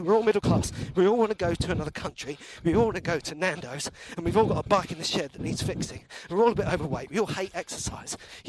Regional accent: United Kingdom; I'm a British person.

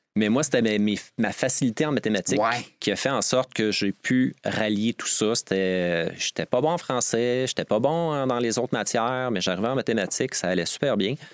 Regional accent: Montreal region, Quebec, Canada; also born or lived in Drummondville, Quebec; On a déménagé dans la région de Montréal

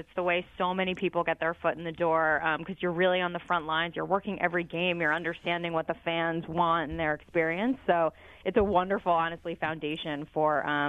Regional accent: Philadelphia, Pennsylvania, United States; And I'm from Philadelphia. I grew up here, so it was an easy call for them to make and an easy yes for me to take the job.

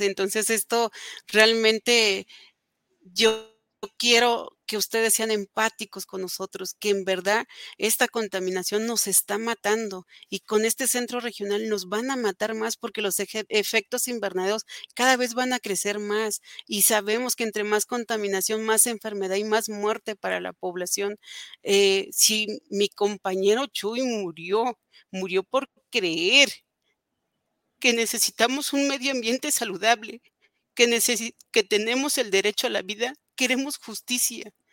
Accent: Atitalaquia, Hidalgo, Mexico; somos parte del Estado y ellos son los responsables de lo que está pasando aquí en Atitalaquia

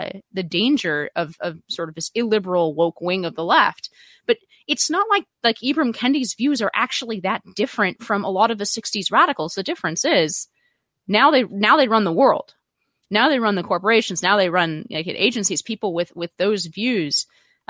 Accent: Palo Alto, California, United States; the people I grew up around in Palo Alto all the way back in the 90s and early 2000s

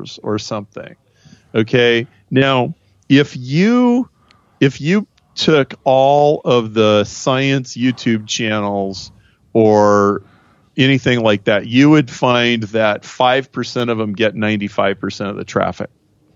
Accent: Nebraska, United States; I am from Nebraska

